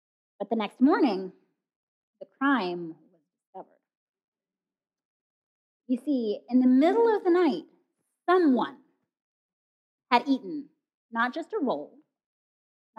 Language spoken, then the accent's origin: English; Kenya; moved away; growing up in Kenya